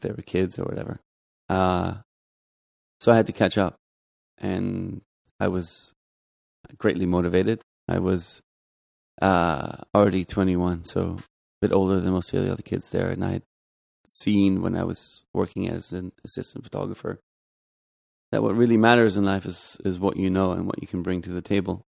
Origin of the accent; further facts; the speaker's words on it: Germany; moved away as an adult; also born or lived in Los Angeles, United States / Providence, Rhode Island, United States; now in New York, United States; I grew up in Germany